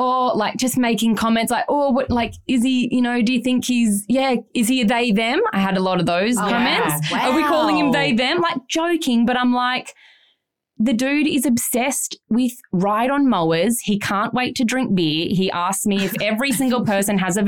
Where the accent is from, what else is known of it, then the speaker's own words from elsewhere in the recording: Byron Bay, New South Wales, Australia; we grew up in Byron, Jackson